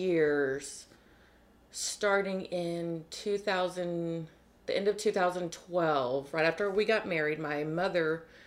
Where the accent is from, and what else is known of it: Corpus Christi, Texas, United States; born or raised there